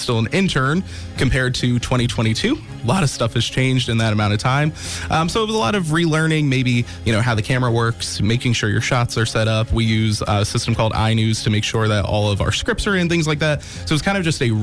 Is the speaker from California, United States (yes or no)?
no; the Poconos, Pennsylvania, United States; also born or lived in New Jersey / Wilkes-Barre, Pennsylvania; my parents and I, we moved from New Jersey in 2002 up into the Poconos. So I grew up there, not too far from the Tannersville outlets.